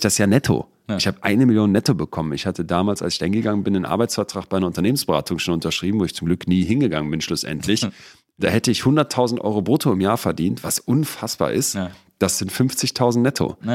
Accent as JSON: {"language": "German", "town": "Solingen", "region": "North Rhine-Westphalia", "country": "Germany", "tie": "born or raised there", "also_born_or_lived": "Bergisch Gladbach / Cologne", "said": "bin ich also in Bergisch Gladbach geboren, in Köln-Ehrenfeld dann die ersten sechs Jahre und dann nach Jetzt kommt noch eine Steigerung. Solingen."}